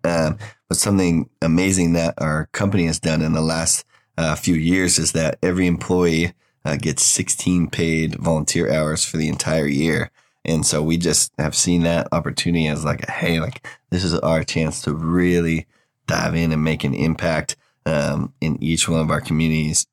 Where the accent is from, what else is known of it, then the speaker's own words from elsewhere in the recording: Oregon, United States; moved away as an adult; now in Waco, United States; I'm from Oregon originally